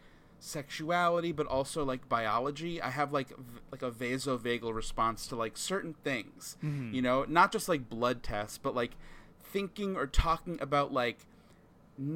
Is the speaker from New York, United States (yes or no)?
yes; Long Island, New York, United States; I grew up in Long Island